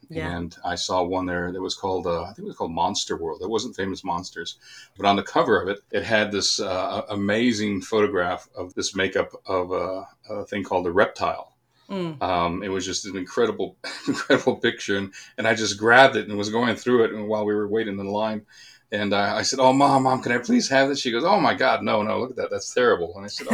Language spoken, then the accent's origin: English; Phoenix, Arizona, United States; moved away as an adult; also born or lived in Los Angeles; now in Wellington, New Zealand; I grew up in Phoenix, Arizona